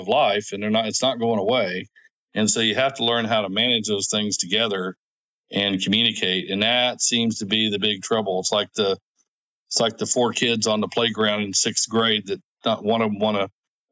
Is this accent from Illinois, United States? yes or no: no; Oklahoma, United States; I'm from Oklahoma